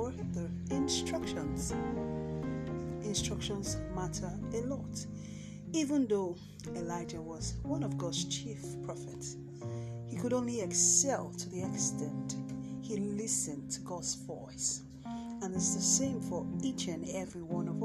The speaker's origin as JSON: {"language": "English", "country": "Nigeria", "said": "my home country, here in Nigeria"}